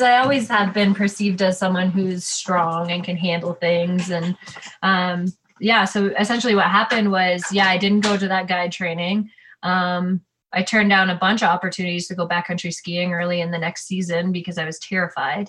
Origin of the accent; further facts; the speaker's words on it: Ontario, Canada; moved away; I'm from Ontario.